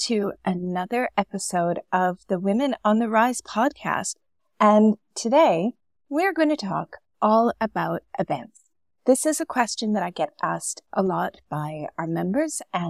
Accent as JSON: {"language": "English", "country": "Canada", "moved": "as an adult", "lives_now": "Dubai, United Arab Emirates", "said": "Originally, I'm from Canada, but I've been living in Dubai for the past 14 years"}